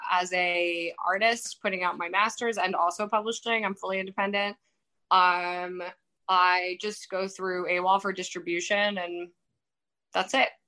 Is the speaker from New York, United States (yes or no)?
yes; New York, United States; I'd say the Knicks because I'm from New York, but they suck too.